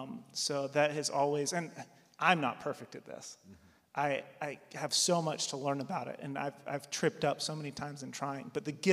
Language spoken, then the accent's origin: English; Wilmore, Kentucky, United States; So I grew up in Wilmore, Jessamine County